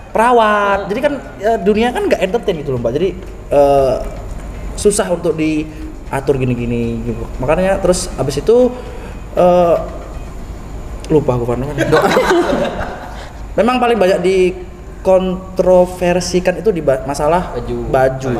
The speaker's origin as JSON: {"language": "Indonesian", "town": "Medan", "region": "North Sumatra", "country": "Indonesia", "moved": "yes", "lives_now": "Sidoarjo, Indonesia", "said": "Saya orang Medan."}